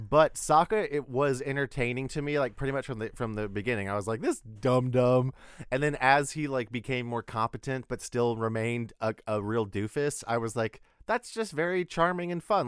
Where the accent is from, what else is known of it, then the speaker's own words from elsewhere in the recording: Texas, United States; we're both from Texas